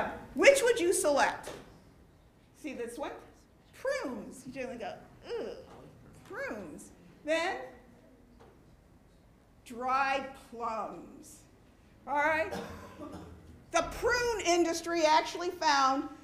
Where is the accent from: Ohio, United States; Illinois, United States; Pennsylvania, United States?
Ohio, United States; Cleveland; I'm from Cleveland, Ohio.